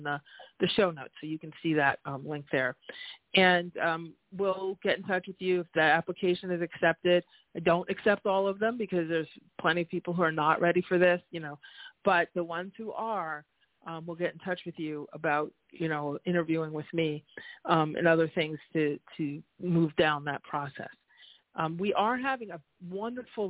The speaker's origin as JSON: {"language": "English", "region": "New York", "country": "United States", "said": "I always do a little New York, speediness and, being a New Yorker"}